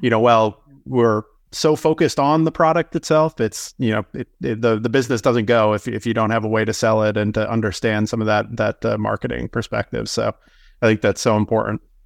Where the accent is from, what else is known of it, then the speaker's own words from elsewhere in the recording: Northeast, United States; I grew up in the Northeast, so I kinda grew up on fluff and udders.